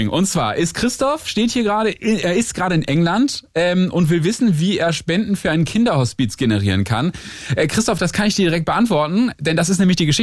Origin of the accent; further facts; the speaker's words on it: Northern Germany, Germany; ich komme aus Norddeutschland